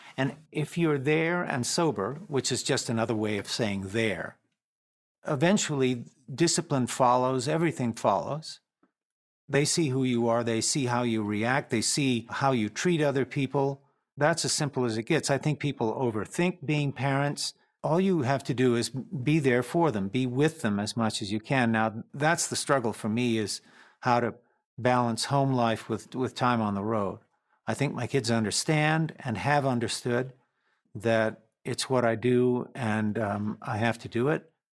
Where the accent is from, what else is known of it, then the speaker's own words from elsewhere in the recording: North Carolina, United States; We grew up in North Carolina, and there was a lot of empty time to listen to music